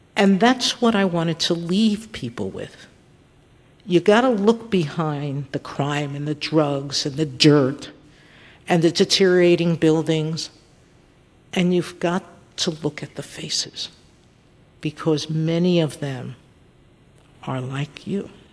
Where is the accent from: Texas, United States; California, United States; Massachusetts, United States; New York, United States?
New York, United States; New York City; I grew up in, in public housing in South Bronx, which is Fort Apache